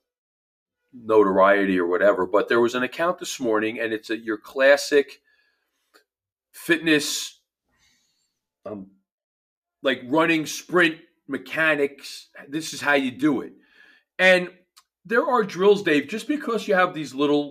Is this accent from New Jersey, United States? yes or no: yes; New Jersey, United States; accent: New Jersey; my New Jersey accent voice